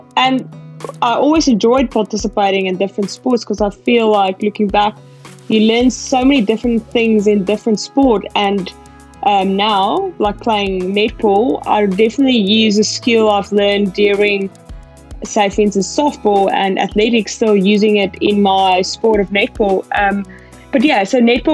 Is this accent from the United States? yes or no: no; Pretoria, Gauteng, South Africa; moved away as an adult; also born or lived in East London, South Africa; now in Australia; I was born in East London. When I was about 2 years old, we moved up to Gauteng and to Pretoria. So that's where I went to primary school and high school